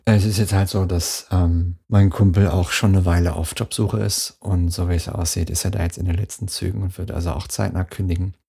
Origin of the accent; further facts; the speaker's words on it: Dortmund, North Rhine-Westphalia, Germany; Ruhrpott, ne, Dortmund, da die Ecke